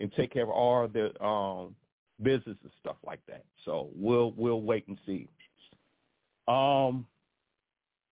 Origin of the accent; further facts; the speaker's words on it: Chicago, Illinois, United States; moved away; I was born and raised in Chicago